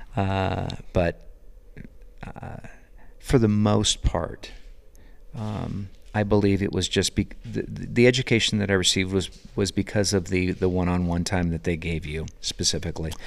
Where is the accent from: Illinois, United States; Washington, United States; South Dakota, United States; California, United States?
California, United States; Sebastopol; moved away as an adult; also born or lived in St. Helena, California; now in Belgrade, United States; growing up in Sebastopol, California